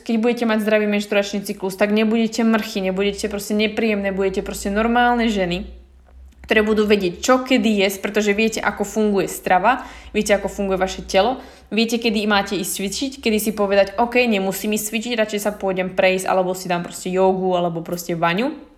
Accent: Slovakia; moved away; mohla som zostať v malom meste na Slovensku

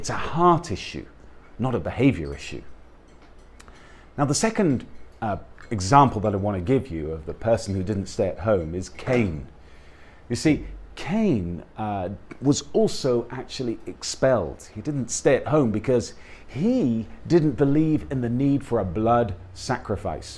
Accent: United Kingdom; I'm a British guy, I'm part of the United Kingdom because I have British parents and was born there

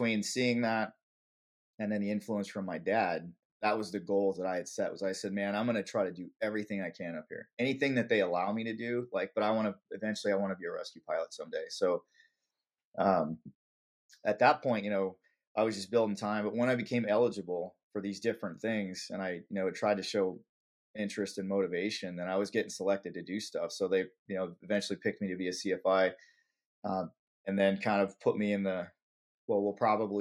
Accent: Las Vegas, Nevada, United States; also born or lived in California; I was born in California, but we moved to Vegas when I was really young, basically like 4. And so I was basically considered born and raised in Vegas. So I grew up there

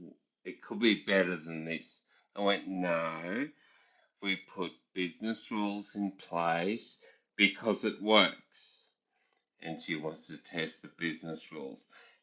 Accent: Australia; my background being Australian Army

